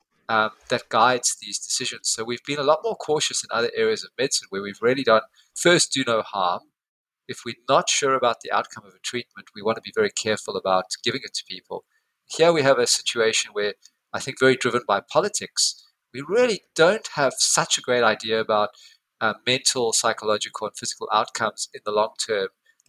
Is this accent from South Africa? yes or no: yes; South Africa; now in Perth, Australia; I come from South Africa.